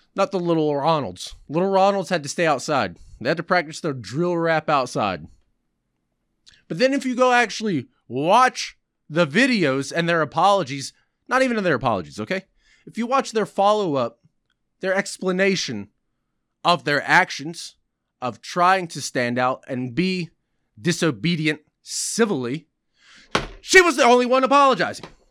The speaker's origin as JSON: {"language": "English", "country": "United States", "said": "I'm repulsed to be even called an American"}